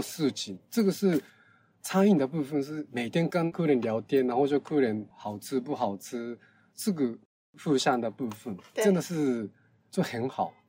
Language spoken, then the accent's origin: Chinese; Fukuoka, Japan; Chinese is a second language; moved away as an adult; now in Taipei, Taiwan; 我是福冈人，日本的福冈人，福冈的环境跟台北市的环境很像